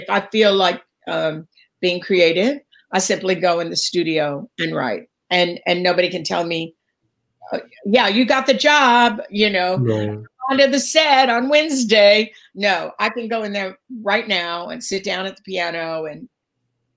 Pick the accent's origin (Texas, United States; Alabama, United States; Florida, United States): Texas, United States; Dallas; I'm from the South. I'm from Dallas